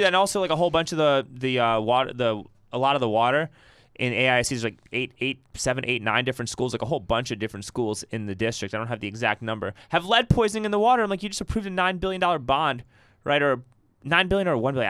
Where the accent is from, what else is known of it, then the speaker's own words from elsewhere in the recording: New York City, New York, United States; now in Austin, United States; I grew up in Riverdale in the Bronx